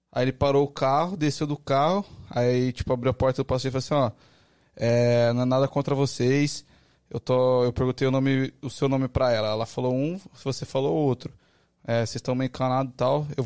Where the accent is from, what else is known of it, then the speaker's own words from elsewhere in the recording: São Paulo, Brazil; Sou de São Paulo.